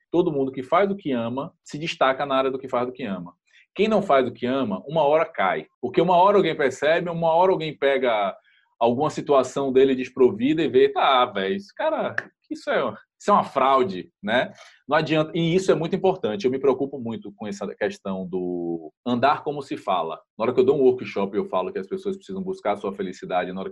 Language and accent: Portuguese; Salvador, Bahia, Brazil; eu sou de Salvador, Bahia, lógico